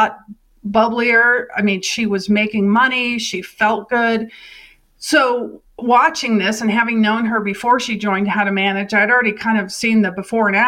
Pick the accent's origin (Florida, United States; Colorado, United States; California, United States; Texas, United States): Colorado, United States; Crested Butte; also born or lived in Southeast Asia / New York City; my hometown of Crested Butte, Colorado